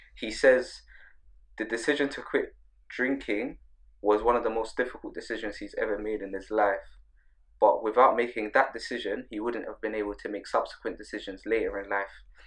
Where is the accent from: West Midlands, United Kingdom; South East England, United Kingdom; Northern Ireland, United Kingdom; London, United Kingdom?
London, United Kingdom; grow up in London.